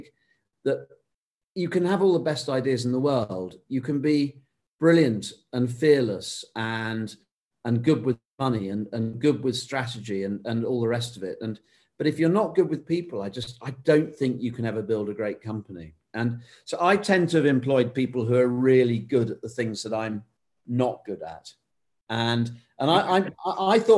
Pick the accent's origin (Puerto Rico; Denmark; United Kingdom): United Kingdom